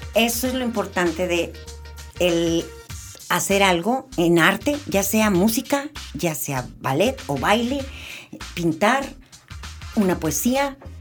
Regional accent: Guadalajara, Jalisco, Mexico; Soy nacida en Guadalajara hace 66 años. Estudié ahí la carrera de diseño gráfico en la Universidad de Guadalajara

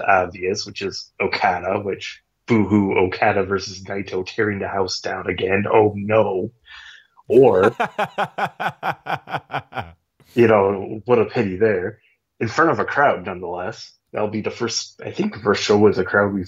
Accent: United States; I'm American

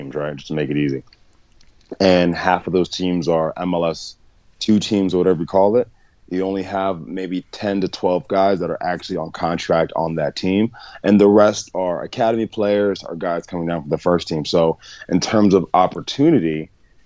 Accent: Delaware, United States; moved back to Delaware, where I'm originally from

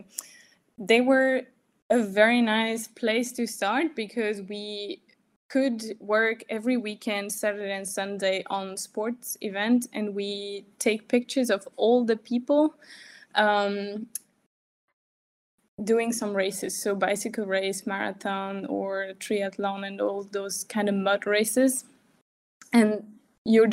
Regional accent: France; now in Germany; I'm from France and I live in Germany

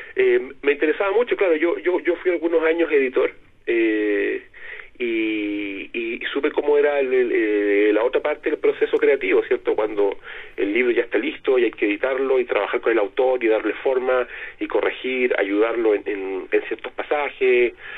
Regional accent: Antofagasta, Chile; now in Santiago, Chile; yo soy nortino, yo soy antofagastino

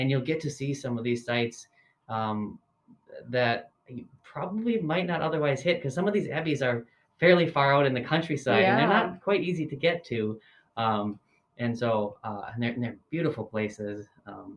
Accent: Green Bay, Wisconsin, United States; I'm from Wisconsin. I was actually born and raised in Green Bay

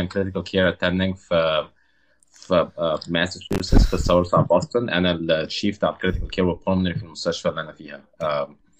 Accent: Cairo, Cairo Governorate, Egypt; moved away as an adult; also born or lived in Saudi Arabia; اغلب جزء كبير من حياتي في مصر قضيته في المعادي

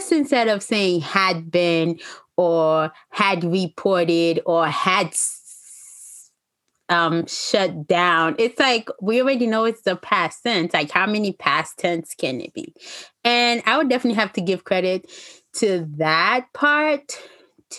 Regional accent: Haiti; I'm Haitian

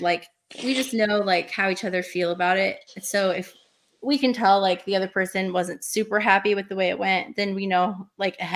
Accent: Portland, United States; I'm not from this area, you know, I'm from Portland area

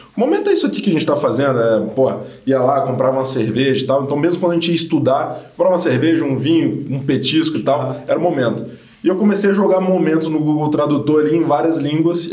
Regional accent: Guarapari, Espírito Santo, Brazil; also born or lived in Vitória; eu sou do Espírito Santo, sou nascido em Guarapari, é, mas me mudei para Vitória, que é a capital, há uns 12 anos, quando fui fazer faculdade.

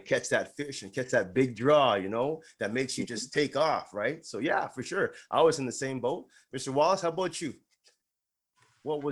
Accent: Toronto, Ontario, Canada; we're originally from Toronto

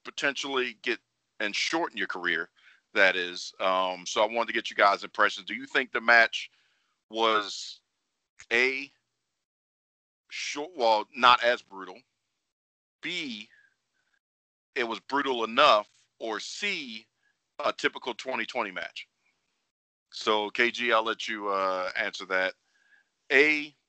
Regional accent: Baltimore, Maryland, United States; I'm from Baltimore

